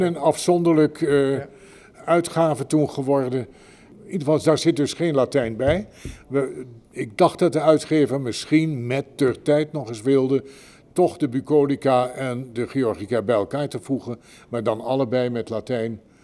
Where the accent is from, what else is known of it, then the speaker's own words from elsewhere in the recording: Netherlands; ik ben Nederlander